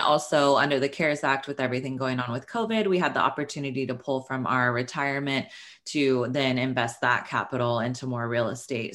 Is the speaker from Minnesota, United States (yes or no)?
no; Sacramento, California, United States; moved away as an adult; now in Los Angeles, United States; I am from Northern California. I'm from Sacramento. uh, grew up there